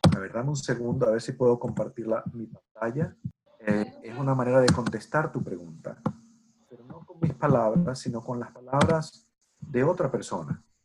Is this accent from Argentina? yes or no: no; Venezuela; moved away; Yo nací crecí en Venezuela y nunca había estado en Estados Unidos